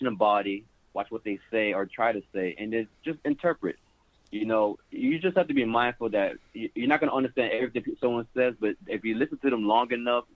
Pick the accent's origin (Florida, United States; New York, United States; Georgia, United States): Florida, United States; Miami; I'm from Miami, Florida